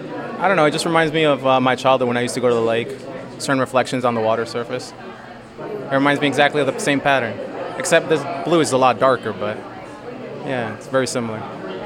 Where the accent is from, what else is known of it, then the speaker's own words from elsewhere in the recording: New York, United States; also born or lived in Jarabacoa, Dominican Republic; I'm from New York.